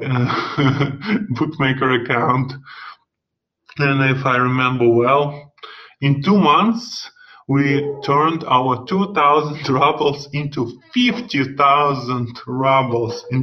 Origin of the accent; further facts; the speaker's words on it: Russia; English is a second language; if you have guessed from my funny accent, of course, I'm from Russia and I live in Alexandrov, which is 200 kilometers from Moscow.